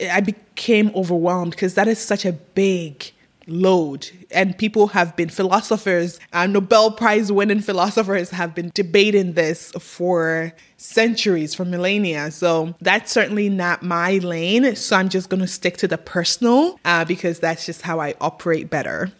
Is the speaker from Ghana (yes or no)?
yes; Ghana; moved away as an adult; now in United States; I was raised in Ghana and I lived in Ghana till I was 21 years old. I left at 21, I moved to the US